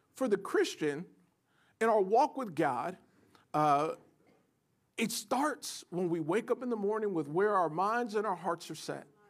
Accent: United States; as Americans, if we, if we grew up in the West in particular

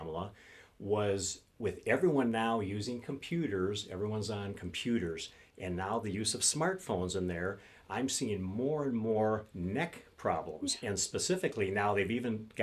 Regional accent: St. Paul, Minnesota, United States; I grew up in St. Paul, so I'm a Minnesota native

